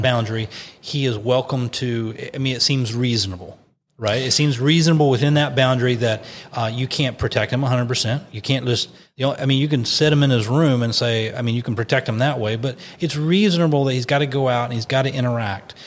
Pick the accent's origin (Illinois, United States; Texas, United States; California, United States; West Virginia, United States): West Virginia, United States; I put in West Virginia because that's, that's my home state. And I put in our county